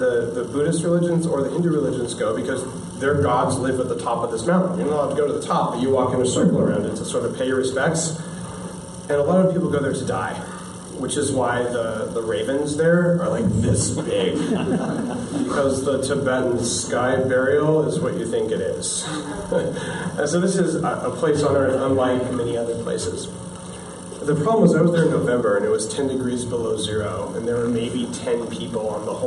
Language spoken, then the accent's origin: English; United States; also born or lived in California; I'm American